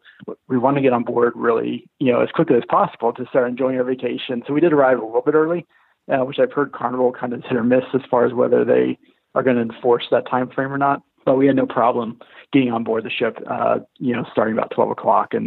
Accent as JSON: {"language": "English", "region": "Texas", "country": "United States", "moved": "yes", "said": "I'm originally from Texas"}